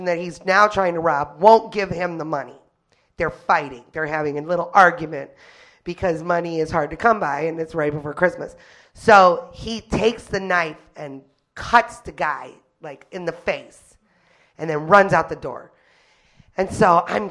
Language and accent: English; Detroit, Michigan, United States; I was born and raised in Detroit proper